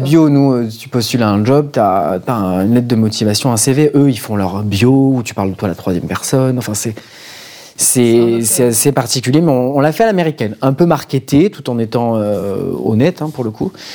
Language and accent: French; France; pour nous en tant que Français